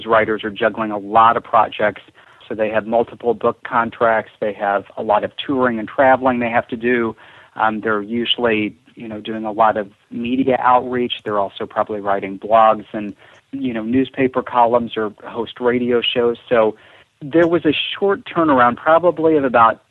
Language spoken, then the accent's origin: English; Missouri Ozarks, United States; I grew up in the Missouri Ozarks